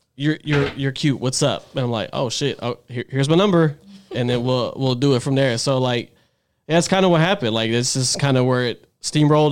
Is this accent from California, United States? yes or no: no; Dallas, Texas, United States; me growing up in South Dallas